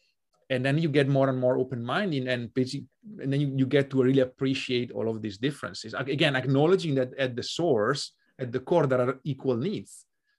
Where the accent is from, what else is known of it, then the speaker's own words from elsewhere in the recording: Italy; moved away; also born or lived in Hungary; But for me, that journey started when I moved abroad from Italy to Hungary in 2006.